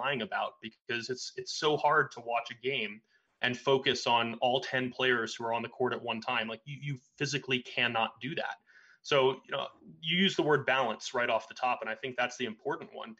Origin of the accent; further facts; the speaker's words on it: Atlanta, Georgia, United States; I grew up in Atlanta